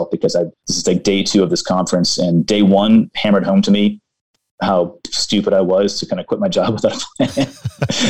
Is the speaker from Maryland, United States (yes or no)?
yes; Baltimore, Maryland, United States; I'm from Baltimore